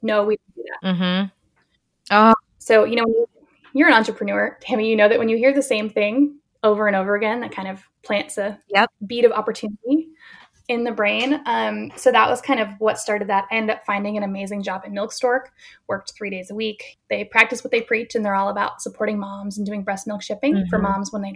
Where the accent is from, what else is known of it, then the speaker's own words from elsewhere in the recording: New England, United States; now in Berkeley, United States; I grew up in New England, so I'm still connected there as a sports fan